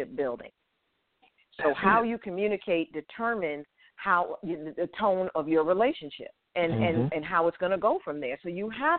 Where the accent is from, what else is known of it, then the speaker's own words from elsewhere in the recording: Hartford, Connecticut, United States; moved away; also born or lived in Atlanta, Georgia; I am not from Boston. I am from Hartford, Connecticut.